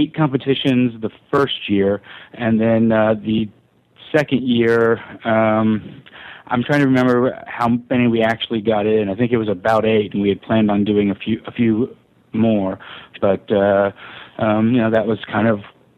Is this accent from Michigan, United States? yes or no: no; Memphis, Tennessee, United States; I grew up in Memphis